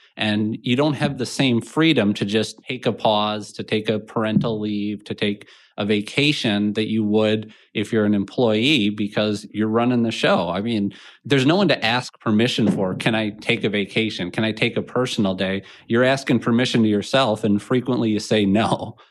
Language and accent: English; Minnetonka, Minnesota, United States; I grew up on, uh, kind of the east side of Minnetonka